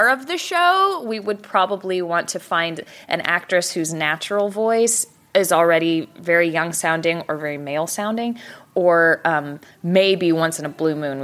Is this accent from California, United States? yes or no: yes; San Diego, California, United States; now in Dallas, United States; I grew up in San Diego